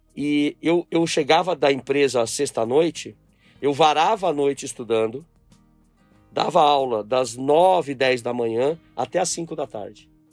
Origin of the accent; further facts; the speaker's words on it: São Paulo, Brazil; also born or lived in Brasília; voltei a São Paulo, onde eu nasci, e fui criado por esse meu avô e minha avó.